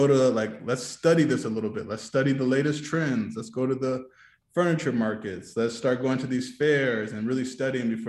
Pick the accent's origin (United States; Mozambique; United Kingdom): United States; Houston, Texas; I was from Houston